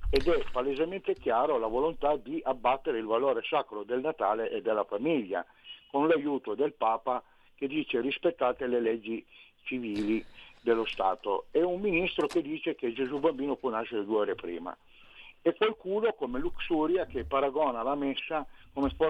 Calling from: Turin, Piedmont, Italy; Sono da Torino.

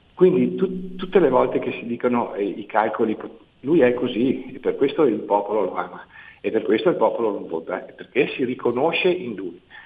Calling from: Veneto, Italy; chiamo dal Veneto

